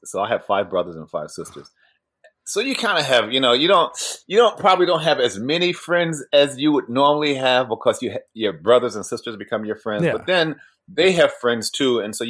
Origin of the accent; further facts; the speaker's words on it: Pembroke, Illinois, United States; moved away; also born or lived in Florida / London, United Kingdom / Chicago; I grew up outside of Chicago, yeah, in Pembroke. And that was like, Oprah said it's the poorest city in America. Wow. At one point. And so it was kind of a poor place. But my parents got divorced and I moved to Florida.